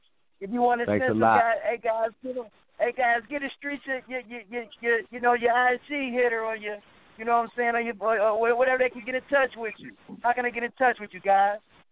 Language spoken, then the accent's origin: English; Cleveland, Ohio, United States; I'm from Cleveland, so we, you know, it was a challenge when you first saw me play.